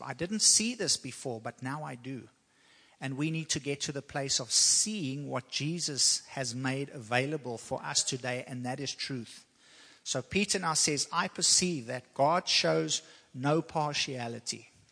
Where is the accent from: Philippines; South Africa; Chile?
South Africa; now in United States; I'm from South Africa